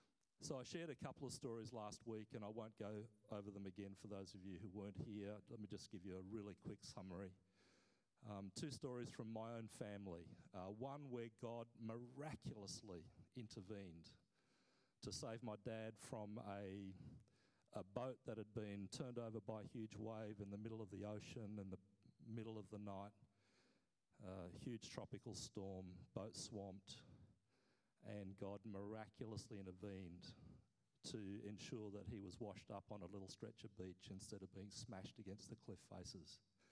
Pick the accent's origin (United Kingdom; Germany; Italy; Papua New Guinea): Papua New Guinea; I grew up as a kid, I was born in Papua New Guinea, I grew up as a kid hearing story after story